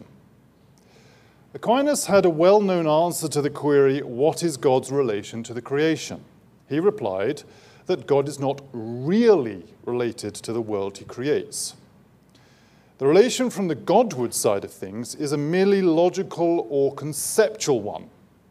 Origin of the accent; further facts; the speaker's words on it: England, United Kingdom; Being English